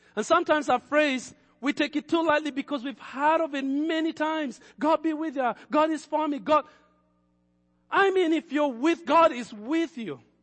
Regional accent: Kenya; moved away as an adult; I had already started in Kenya as a young person.

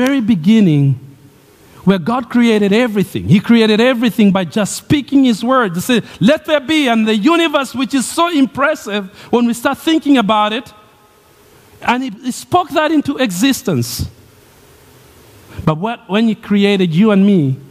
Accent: Kenya; moved away; Growing up in Kenya

